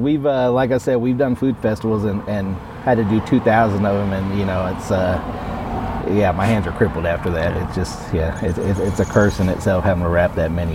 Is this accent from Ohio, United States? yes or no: no; Austin, Texas, United States; I was originally from West Texas and then grew up in Austin